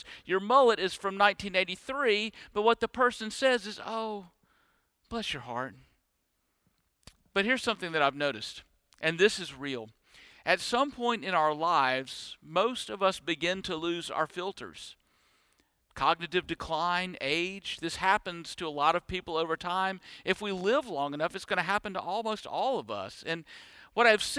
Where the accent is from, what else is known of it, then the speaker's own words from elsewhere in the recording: Deep South, United States; born and bred in the Deep South